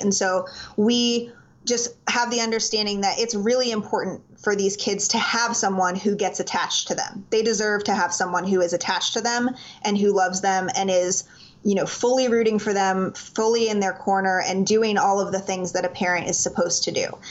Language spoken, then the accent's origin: English; Miami, Florida, United States; now in Greenville, United States; I was born and raised in South Florida, so shout out to all my Miami people out there.